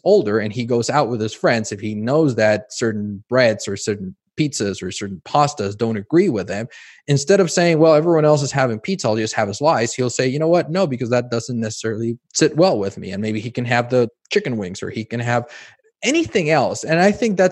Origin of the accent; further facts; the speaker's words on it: Mexico; moved away; I grew up in Mexico, and it's very Americanized in terms of how food is processed.